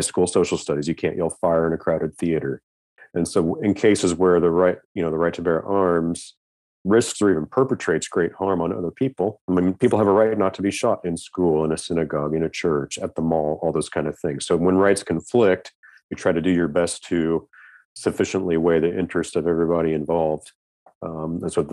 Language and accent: English; Kansas, United States; I grew up in the Midwest. I mean, my dad had a gun cabinet with a little chintzy lock on it. And that was just normal growing up in Kansas for me